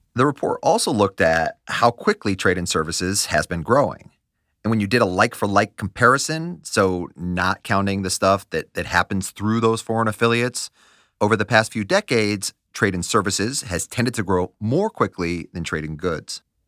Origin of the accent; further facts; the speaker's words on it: United States; As an American